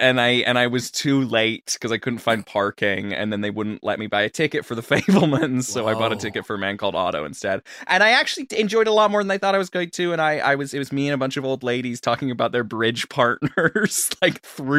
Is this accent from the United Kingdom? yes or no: yes; Aberdeen, Scotland, United Kingdom; No, my parents are English, but I was born in Aberdeen, Scotland.